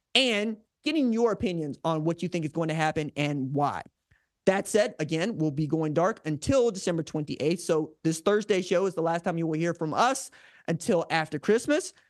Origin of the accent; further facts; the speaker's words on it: United States; I'm an American